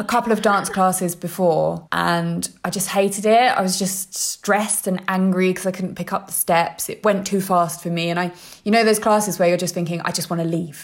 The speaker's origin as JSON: {"language": "English", "region": "London", "country": "United Kingdom", "said": "I'm from London"}